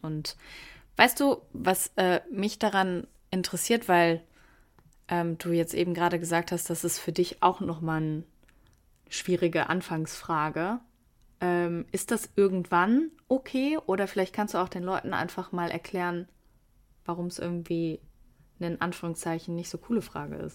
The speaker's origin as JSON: {"language": "German", "town": "Wuppertal", "region": "North Rhine-Westphalia", "country": "Germany", "said": "ich komme aus Wuppertal"}